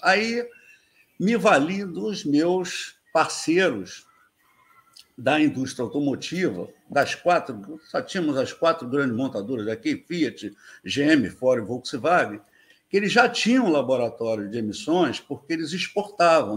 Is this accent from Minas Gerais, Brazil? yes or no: no; Rio de Janeiro, Brazil; moved away as an adult; also born or lived in São Paulo; eu sempre fui morador da Ilha do Governador, aqui no Rio, né? O, nasci no. Nasci no Maitá, mas vim direto para a ilha